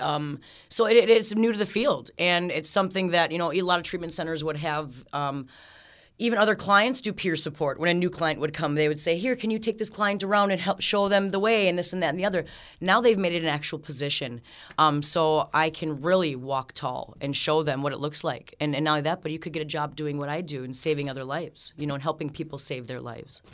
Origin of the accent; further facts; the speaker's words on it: Aitkin, Minnesota, United States; moved away as an adult; now in Ogilvie, United States; I grew up in Aiken, Minnesota